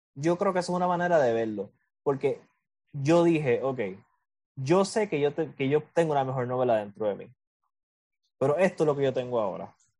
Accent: Puerto Rico

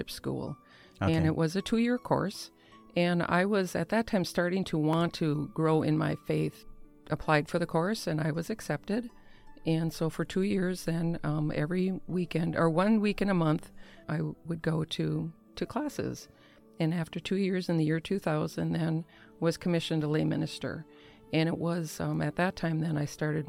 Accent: Negaunee, Michigan, United States; I am from the Upper Peninsula of the great state of Michigan. Our address is Negaunee, but we live in a real small town. It's called Sumi Location. There's about 300 people, and I've known most of these people my entire life.

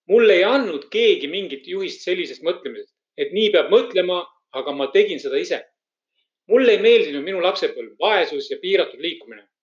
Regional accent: Estonia; moved away as an adult; elu esimesed kõige tähtsamad kaheksateist eluaastat möödusid Venemaa poolt okupeeritud Eestis. mina kasvasin üles maal väga tagasihoidlikutes tingimustes.

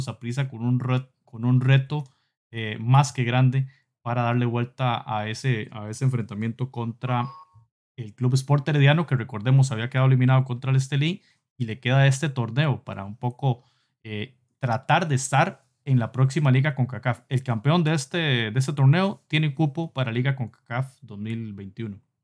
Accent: Costa Rica; Somos, somos de Costa Rica y del Salvador, Pablo de Salvador, nosotros de Costa Rica

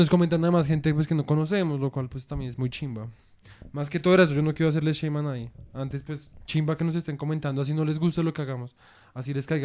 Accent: Colombia

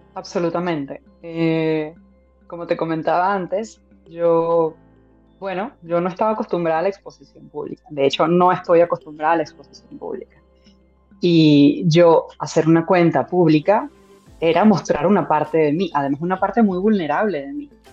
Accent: Venezuela; soy venezolana, soy médico

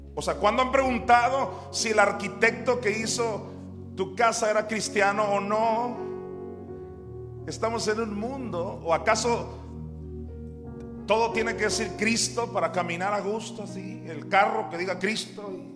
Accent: Juan José Ríos, Sinaloa, Mexico; ahí en Juan José Ríos, donde yo nací

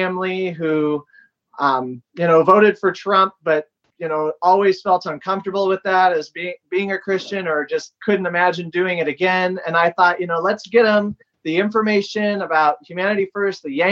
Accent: Iowa, United States; I'm from Iowa

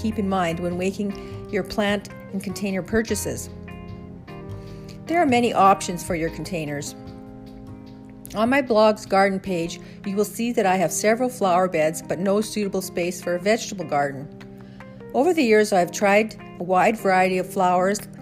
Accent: Canadian Prairies, Canada; growing up on the Canadian prairies

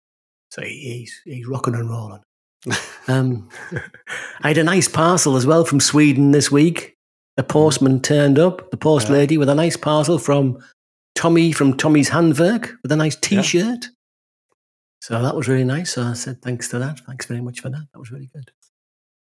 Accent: the north of England, United Kingdom; accent: northern; my northern accent

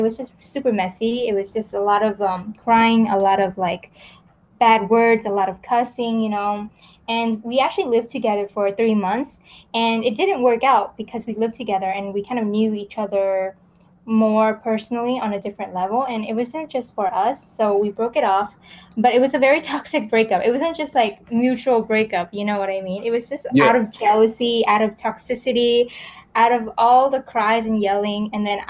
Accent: California, United States; And then I grew up in America. I moved around a lot. I think just in America alone, I transferred to like 12 different schools in several states. So I was in California. Well, I was mostly in California.

